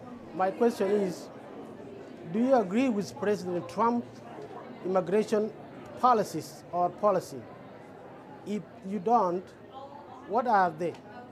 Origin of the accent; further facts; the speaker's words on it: South Sudan; now in United States; I'm originally from South Sudan. I came to U.S. 14 years ago through legal migration.